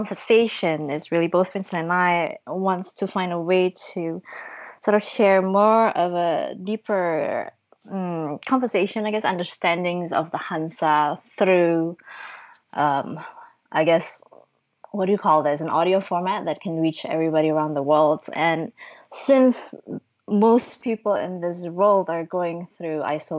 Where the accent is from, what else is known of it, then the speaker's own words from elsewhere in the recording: Bandung, West Java, Indonesia; I am right now in my hometown of Bandung, Indonesia.